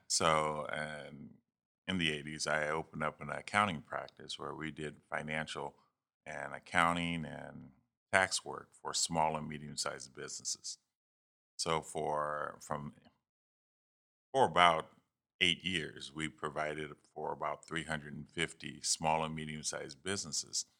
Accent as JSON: {"language": "English", "town": "Youngstown", "region": "Ohio", "country": "United States", "tie": "born or raised there", "also_born_or_lived": "Texas", "moved": "as an adult", "said": "I'm from Youngstown, Ohio. Um, went to Cardinal Mooney High School there and, um, grew up on the south side of, of Youngstown"}